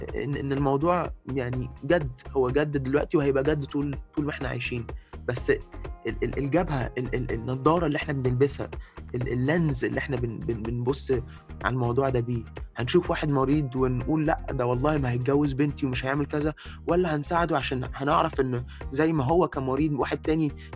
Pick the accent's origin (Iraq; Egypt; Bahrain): Egypt; زي ما احنا بنقول في مصر